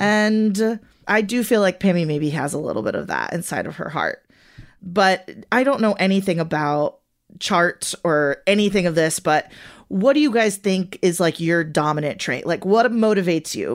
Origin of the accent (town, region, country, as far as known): Venezuela; first language Spanish; English is a second language; moved away